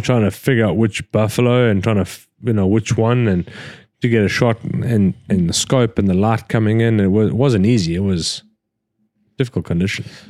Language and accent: English; Scotland, United Kingdom; We're fucking Scottish